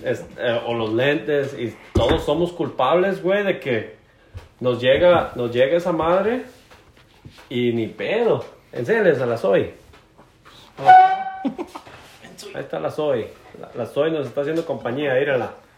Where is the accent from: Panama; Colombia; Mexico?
Mexico; Barra de Navidad, Jalisco; moved away as an adult; also born or lived in Alberta, Canada; now in Jasper, Canada; soy originario de Barra de Navidad, Jalisco.